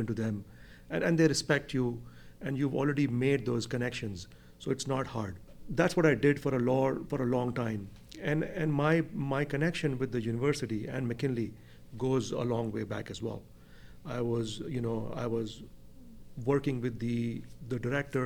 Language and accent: English; Mumbai, Maharashtra, India; moved away as an adult; now in Champaign, United States; I was born and brought up in Mumbai, India. Did all of my schooling in Mumbai as well.